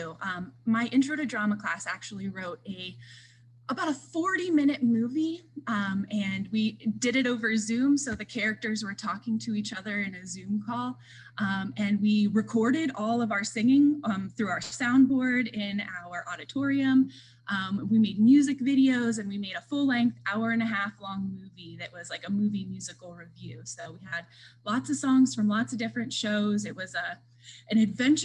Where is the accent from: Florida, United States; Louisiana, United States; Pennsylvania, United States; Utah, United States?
Pennsylvania, United States; Jersey Shore; moved away as an adult; also born or lived in Houghton, New York; now in Towanda, United States; I'm originally from Jersey Shore, Pennsylvania, outside of Williamsport. I grew up there